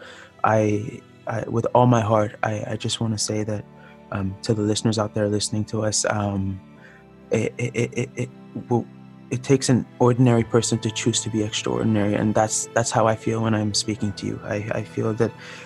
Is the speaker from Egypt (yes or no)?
yes; Cairo, Cairo Governorate, Egypt; now in Toronto, Canada; I grew up in Cairo.